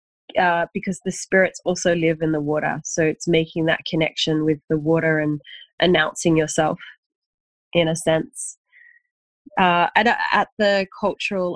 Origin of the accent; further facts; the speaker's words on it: Sydney, New South Wales, Australia; also born or lived in Bondi, Sydney; now in Sydney, Australia; I was born in Wurunga, so Gurungai.